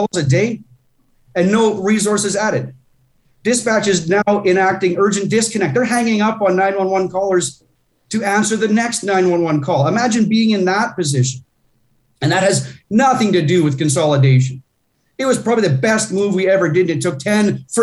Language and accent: English; Coaldale, Alberta, Canada; my hometown of Coaldale